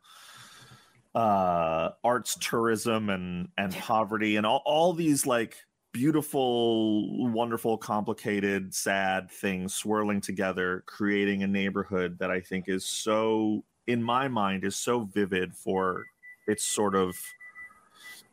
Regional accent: New York City, New York, United States; I grew up in Upper Manhattan

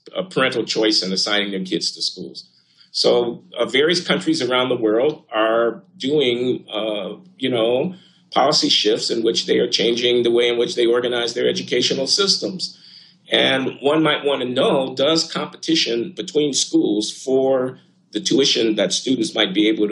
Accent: United States; because I'm an American

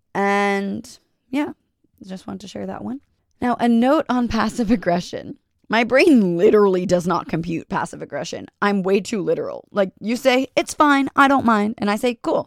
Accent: New York, United States; I'm from New York

